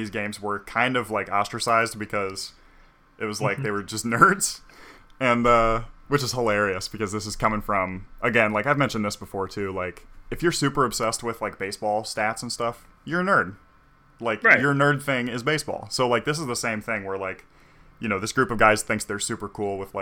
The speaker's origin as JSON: {"language": "English", "region": "Midwest", "country": "United States", "said": "I am from the U.S., which is where Dungeons & Dragons is from, but even more, I'm from the Midwest"}